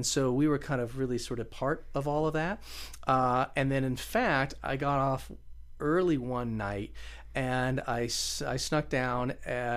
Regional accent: Las Vegas, Nevada, United States; also born or lived in Los Angeles, California; I grew up here in Las Vegas, went to Chaparral High School back in the day

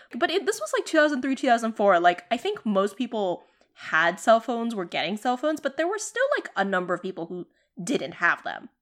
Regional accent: Boston, Massachusetts, United States; us growing up in Boston

